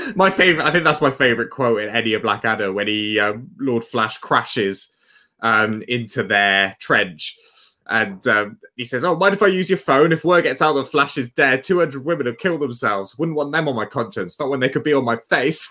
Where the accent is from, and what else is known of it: Tewkesbury, South West England, United Kingdom; born or raised there